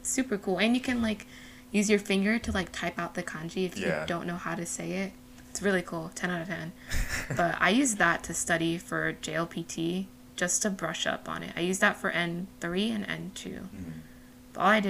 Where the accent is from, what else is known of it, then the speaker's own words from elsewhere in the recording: Japan; also born or lived in United States; I'm half Japanese, and I grew up both in Japan and the USA, and I've been to Japanese school pretty much my entire, like, childhood